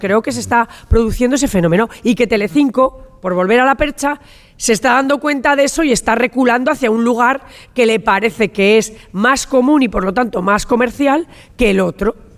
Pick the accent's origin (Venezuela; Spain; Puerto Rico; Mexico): Spain; La Rioja; soy riojana y como riojana, en esta Santa Rioja eh, eh, me he pasado toda mi infancia